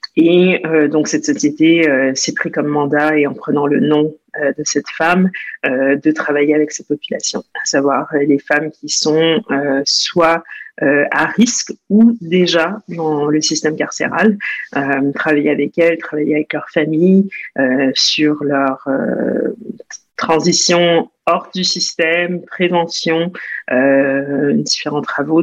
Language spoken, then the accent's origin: French; Montreal, Quebec, Canada; moved away as an adult; also born or lived in New Jersey, United States; now in France; Je née aux États-Unis, au New Jersey, mais j'ai grandi au Canada à Montréal